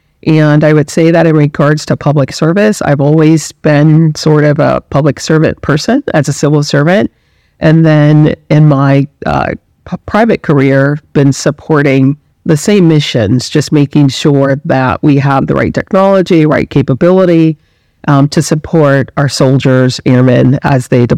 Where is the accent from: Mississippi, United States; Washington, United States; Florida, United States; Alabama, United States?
Alabama, United States; Montgomery; moved away as an adult; also born or lived in Huntsville, Alabama; So I'm from Montgomery, Alabama. So I was born and raised in the state of Alabama.